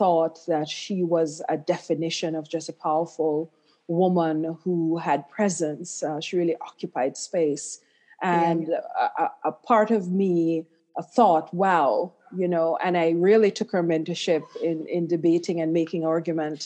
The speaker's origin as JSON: {"language": "English", "town": "Claremont", "region": "Saint Ann", "country": "Jamaica", "tie": "born or raised there", "moved": "yes", "said": "I grew up in Claremont in St. Anne in Jamaica"}